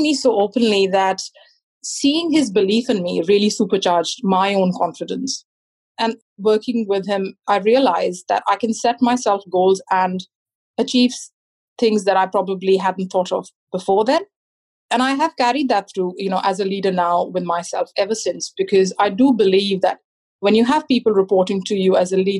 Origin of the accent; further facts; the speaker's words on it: New Zealand; I responded saying, no, I'm not, I'm a Kiwi, which was my way of saying that I am a citizen and I belong.